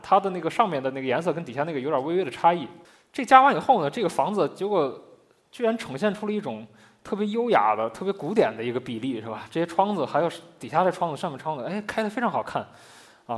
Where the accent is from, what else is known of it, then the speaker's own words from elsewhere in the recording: Shaanxi, China; moved away as an adult; now in Beijing, China; 因为我，我是一个陕西人嘛， 就我， 我自己并没有住在窑洞里